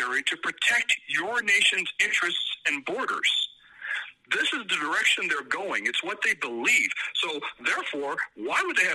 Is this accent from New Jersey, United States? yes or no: no; Illinois, United States; also born or lived in California; now in Colorado, United States; I was born in Illinois, educated in California, and now live a wonderful life with a beautiful family in Colorado.